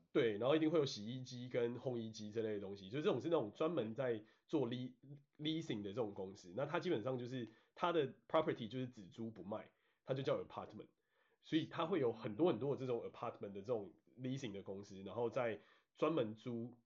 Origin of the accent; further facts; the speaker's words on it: Taiwan; moved away as an adult; also born or lived in Washington State, United States; now in Washington, United States; 身为台湾人真的有蛮多好处